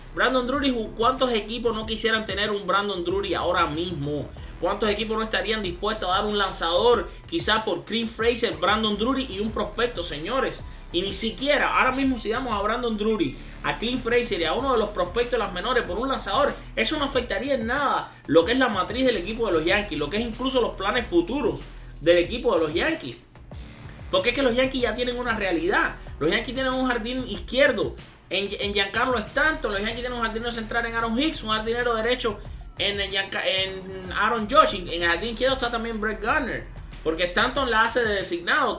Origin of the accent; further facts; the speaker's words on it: Matanzas, Cuba; cubano como yo, sino que también es matancero como yo, de mi, de mi pueblo, de mi ciudad, Matanzas.